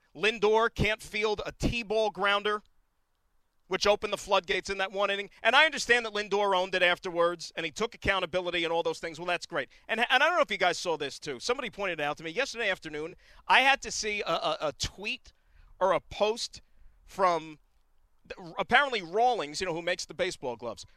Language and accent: English; Hillside, New Jersey, United States; my hometown of Hillside, New Jersey